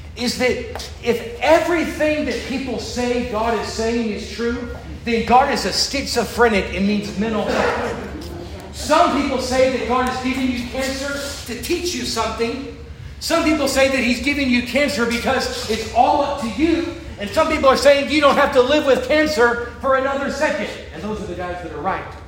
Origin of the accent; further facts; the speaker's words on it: Florida, United States; I'm from Florida